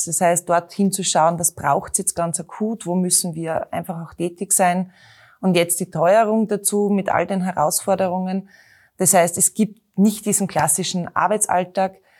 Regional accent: Knittelfeld, Styria, Austria; now in Graz, Austria; bin in Knittelfeld geboren, einer Eisenbahnerstadt. Äh, bin bei meinen Großeltern aufgewachsen

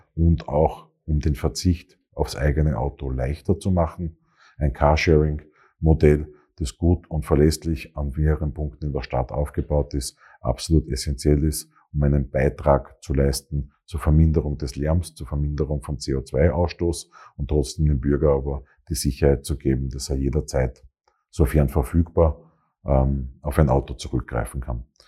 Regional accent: Graz, Styria, Austria; moved away as an adult; also born or lived in Vienna; Bin gebürtiger Grazer, bin hier aufgewachsen

